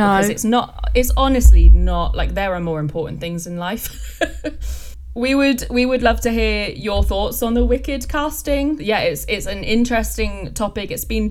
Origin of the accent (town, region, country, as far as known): England, United Kingdom; accent: English